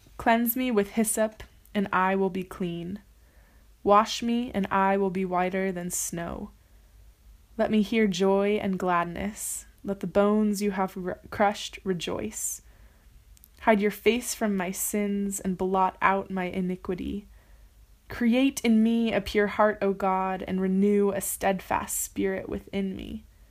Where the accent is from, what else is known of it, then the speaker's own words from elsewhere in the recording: California, United States; moved away as an adult; now in Paris, France; I am from California, the United States, and I've been in Paris for 10 months